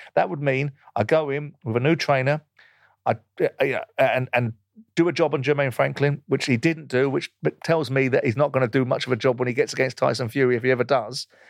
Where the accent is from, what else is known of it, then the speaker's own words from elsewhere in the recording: United Kingdom; as a Brit